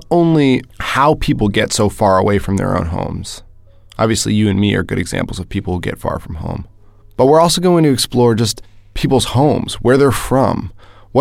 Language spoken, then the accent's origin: English; Ridgefield, Connecticut, United States; moved away as an adult; also born or lived in Zhangjiagang, China; now in Shanghai, China; I'm from Ridgefield, Connecticut